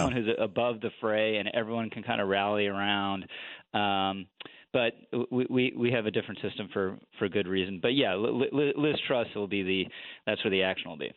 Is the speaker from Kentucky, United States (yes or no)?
no; Washington, District of Columbia, United States; also born or lived in Manhattan, New York; now in New York, United States; I grew up in Washington D.C.